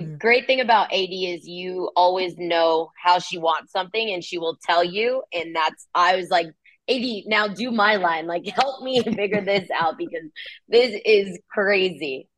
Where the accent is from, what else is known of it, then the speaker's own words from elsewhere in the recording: California, United States; moved away as an adult; now in Kansas City, United States; I'm from California. So, you know, I'm a beach girl